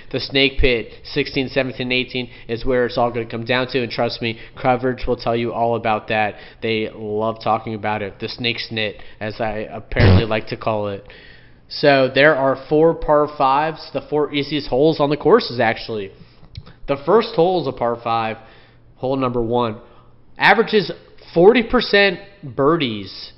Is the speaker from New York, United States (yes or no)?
no; Florida, United States; I'm from Florida, born and raised my whole life.